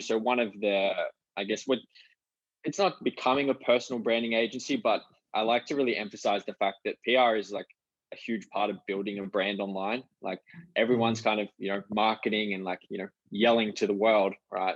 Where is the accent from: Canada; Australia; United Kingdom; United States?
Australia; Canberra, Australian Capital Territory; now in Gold Coast, Australia; we grew up together in Canberra.